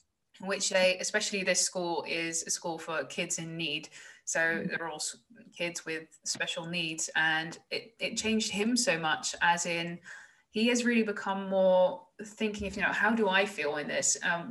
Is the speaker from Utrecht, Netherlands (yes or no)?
yes; Woerden, Utrecht, Netherlands; English is a second language; I come from Woerden, and Woerden is like literally it's been nominated as the most general average city of like the Netherlands.